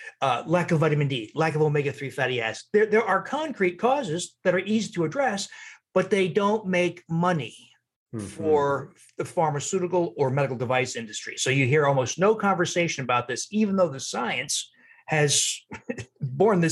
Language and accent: English; New Jersey, United States; also born or lived in Wisconsin; now in Milwaukee, United States; I'm from New Jersey, I was living in Wisconsin